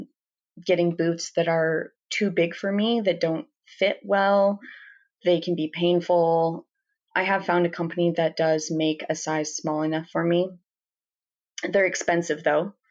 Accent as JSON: {"language": "English", "region": "Washington", "country": "United States", "moved": "yes", "lives_now": "Montana, United States", "said": "I'm not from Montana, I'm from Washington"}